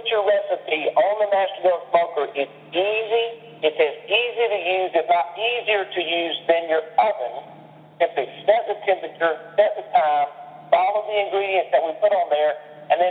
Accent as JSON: {"language": "English", "region": "the South", "country": "United States", "said": "I'm from the South."}